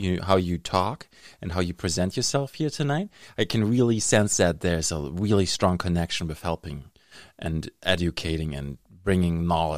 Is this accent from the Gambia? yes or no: no; Germany; moved away as an adult; now in Thunder Bay, Canada; I'm from Germany. I immigrated here in 2006.